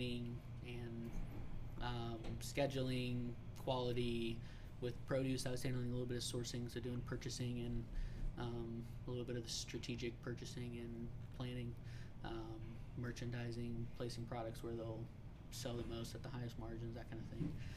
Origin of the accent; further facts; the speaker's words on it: Kansas City, Missouri, United States; growing up in Kansas City